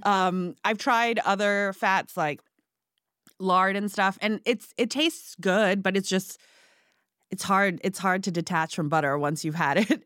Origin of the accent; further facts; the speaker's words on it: Hong Kong; also born or lived in Singapore; now in United States; I was born in Singapore and I grew up in Hong Kong